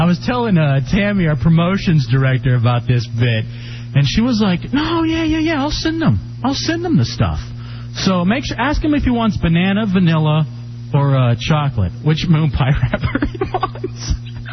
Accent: Dallas, Texas, United States; now in Washington, D.C., United States; my hometown of Dallas, Texas

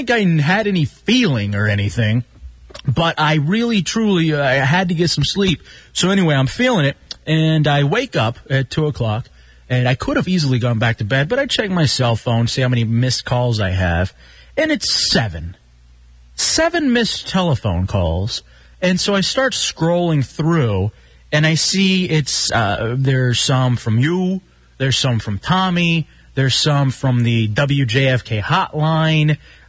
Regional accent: Dallas, Texas, United States; I grew up in Dallas, you know, and I grew up in the hood and then eventually in the suburbs.

